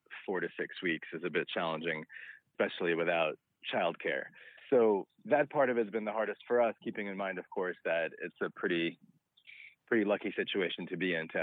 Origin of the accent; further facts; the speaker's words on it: Minsk, Belarus; now in United States; I was born in what was then the Soviet Union. Now it's a independent country called Belarus. I'm from Minsk, which is the capital.